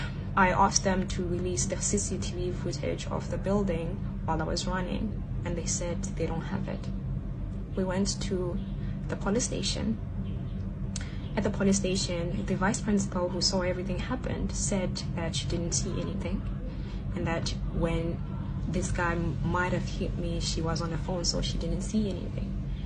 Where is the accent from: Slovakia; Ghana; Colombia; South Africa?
South Africa; English is a second language; now in Shanghai, China